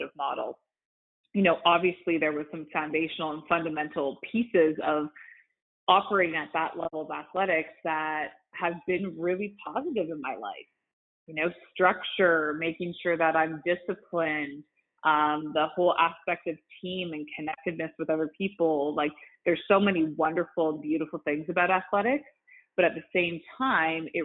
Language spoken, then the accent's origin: English; Canada; I'm Canadian, and you might hear that through some of my speech